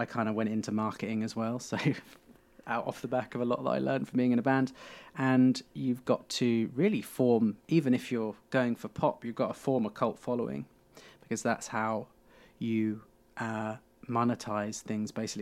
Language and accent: English; Beccles, East of England, United Kingdom; I grew up in Beccles, it was called, so it's a tiny